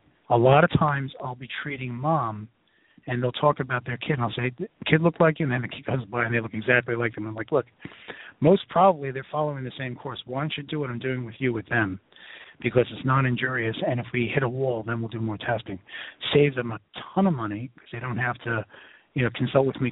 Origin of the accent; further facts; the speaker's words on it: New York City, New York, United States; now in Philadelphia, United States; I'm from New York City, and I live in Philadelphia